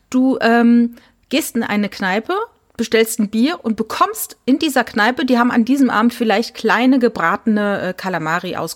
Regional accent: Cologne, North Rhine-Westphalia, Germany; also sogar als Kölner, die den Karneval kennt

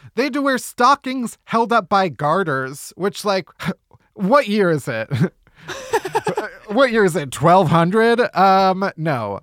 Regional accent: Chicago, Illinois, United States; I'm from Chicago

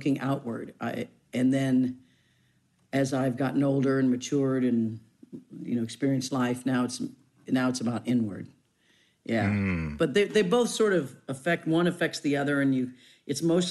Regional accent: Leavenworth, Kansas, United States; moved away; I come from Leavenworth, Kansas

